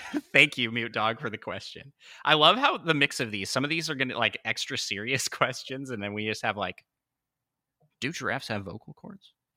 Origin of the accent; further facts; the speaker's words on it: Washington, United States; moved away; also born or lived in Saint Louis; we grew up in Washington State, which is pretty close to Canada